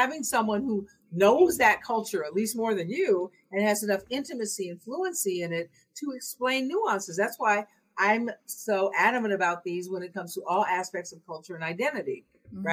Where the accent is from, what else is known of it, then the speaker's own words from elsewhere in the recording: Seattle, Washington, United States; I'm from Seattle